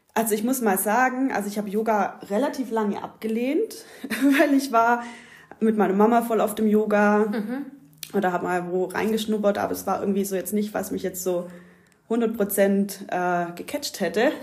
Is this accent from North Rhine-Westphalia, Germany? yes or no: no; Ulm, Baden-Württemberg, Germany; moved away as an adult; also born or lived in Australia; now in Greece; Also ich bin hier in der Ulmer Gegend aufgewachsen, wie man unschwer hören kann